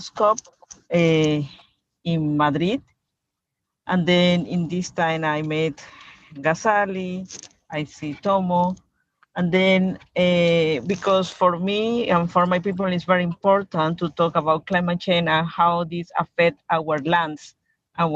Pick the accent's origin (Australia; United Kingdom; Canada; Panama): Panama; Guna Yala; from Cunadule Nation, from Panama